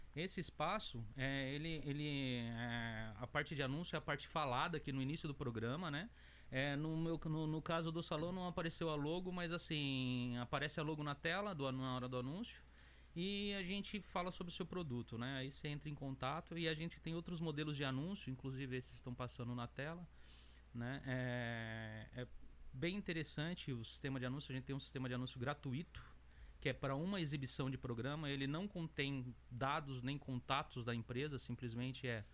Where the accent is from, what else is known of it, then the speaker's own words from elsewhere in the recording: São Paulo, Brazil; moved away as an adult; now in Japan; eu sou do Jardim Três Marias, né? Mas a gente fala Patriarca porque Patriarca o pessoal conhece